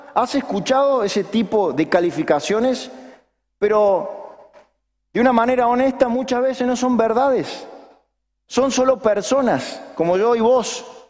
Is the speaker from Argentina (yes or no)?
yes; Argentina; los argentinos somos los que tenemos un máster y un doctorado en opinar